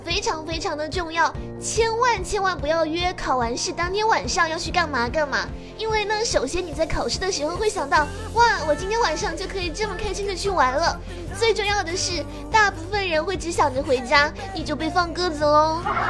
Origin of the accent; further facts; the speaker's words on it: Fuzhou, Fujian, China; 我是福建福州的